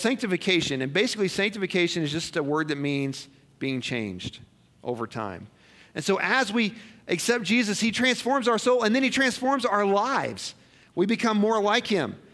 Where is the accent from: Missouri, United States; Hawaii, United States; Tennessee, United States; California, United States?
Missouri, United States; moved away as an adult; also born or lived in Colorado; I grew up in Missouri. I gave my life to Christ in Missouri. I went to Bible college in Missouri